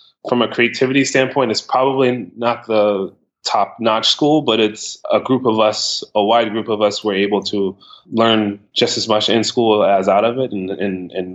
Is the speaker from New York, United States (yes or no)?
yes; New York, United States; also born or lived in Ohio; now in Brooklyn, United States; I'm actually from New York.